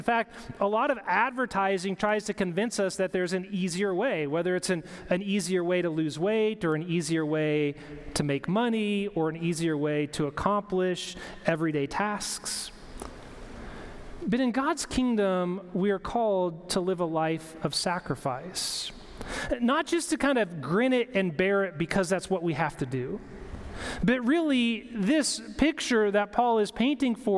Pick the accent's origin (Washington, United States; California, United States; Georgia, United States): Washington, United States; Longview; moved away; also born or lived in Michigan; I grew up in Longview Church of the Nazarene in Longview, Washington.